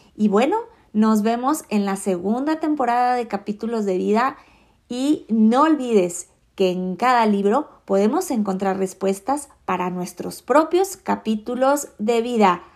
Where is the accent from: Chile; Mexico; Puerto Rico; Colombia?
Mexico; Yo soy mexicana